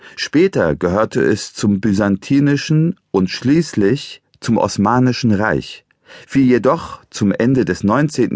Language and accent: German; Eastern Anatolia, Turkey; now in Germany; Geboren bin ich in der Türkei in einem ostanatolischen Bergdorf nahe der Grenze zu Armenien und Georgien